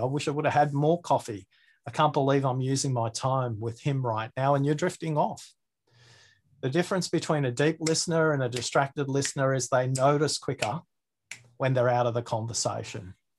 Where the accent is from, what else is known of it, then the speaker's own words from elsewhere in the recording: Australia; my accent, maybe I have a disjointed way of speaking, maybe because I'm Australian